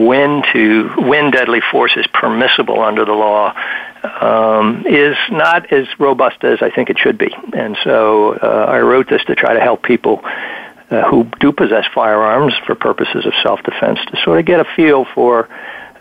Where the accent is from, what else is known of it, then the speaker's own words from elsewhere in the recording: Virginia, United States; my home state of Virginia